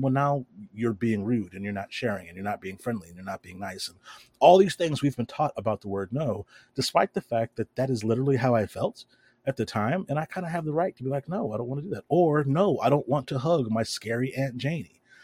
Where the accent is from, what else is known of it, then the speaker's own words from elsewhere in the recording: the South, United States; I grew up down here in the South